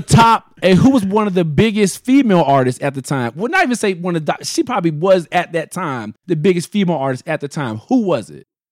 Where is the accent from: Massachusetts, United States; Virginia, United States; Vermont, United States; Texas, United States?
Virginia, United States; Virginia Beach; growing up in Virginia Beach